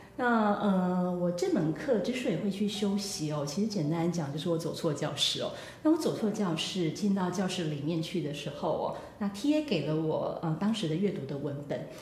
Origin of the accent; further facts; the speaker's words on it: Taiwan; moved away as an adult; also born or lived in Tokyo, Japan; 我是来自台湾的，呃，留学生